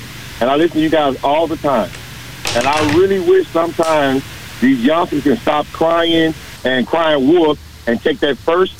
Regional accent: Dallas, Texas, United States; I was raised up in Rosa Home Project off of House.

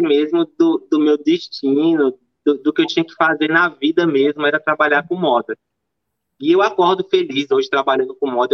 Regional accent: interior of Bahia, Brazil; moved away as an adult; also born or lived in Salvador / Belo Horizonte; eu, nasci em Salvador, mas eu fui criada no interior da Bahia

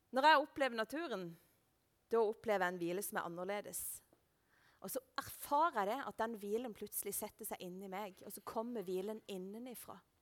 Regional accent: Lista, Agder, Norway; jeg er fra Lista, og der er det sau overalt

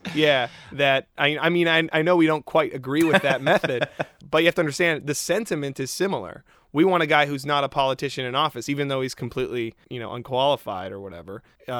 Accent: Canada; I don't get the joke. I'm Canadian. I don't get some of these jokes.

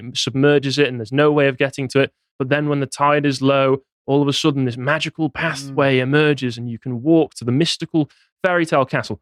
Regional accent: Cheshire, North West England, United Kingdom; I'm from Cheshire. Cheshire

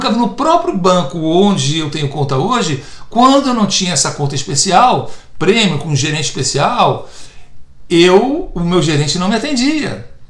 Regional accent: Brazil; now in United States; como brasileira

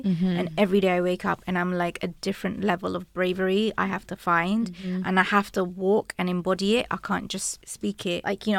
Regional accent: London, United Kingdom; So I grew up in East London and you know grew up on an estate

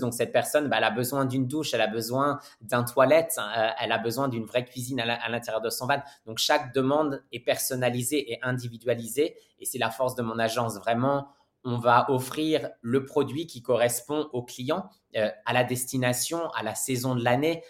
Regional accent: Normandy, France; moved away as an adult; also born or lived in Paris; now in Australia; je suis normand d'origine. Je suis en Australie depuis un peu plus de 12 ans maintenant.

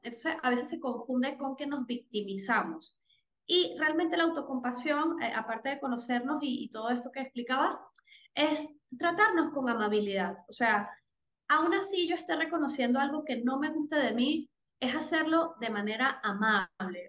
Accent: Venezuela; soy venezolana

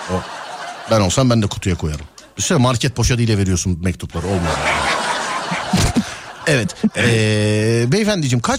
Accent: Alanya, Antalya, Turkey; Alanya, Antalya Alanya.

